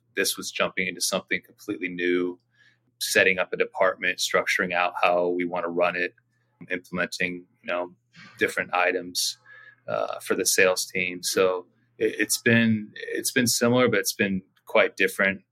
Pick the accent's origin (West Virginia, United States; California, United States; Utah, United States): California, United States; Orange County; also born or lived in Laguna Beach, California; now in San Diego, United States; I grew up in Orange County, uh, born in Laguna Beach. So California native.